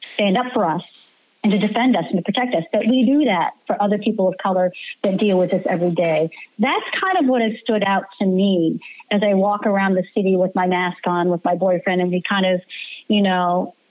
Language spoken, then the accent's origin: English; Kansas City, Missouri, United States; also born or lived in Detroit / Washington, D.C. / Boston; now in New York City, United States; I grew up in Kansas City